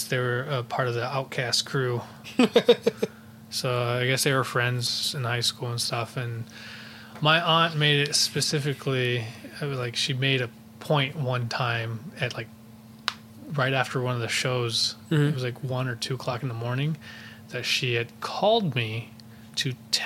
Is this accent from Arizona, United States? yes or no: no; Waterloo, Iowa, United States; also born or lived in Cedar Falls, Iowa; I was born in Cedar Falls, Iowa, and I was raised in Waterloo